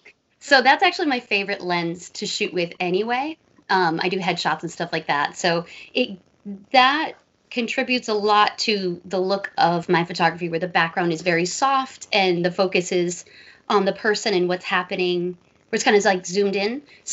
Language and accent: English; New York, United States; But no, I grew up near New York, so had awesome pizza, awesome Chinese food.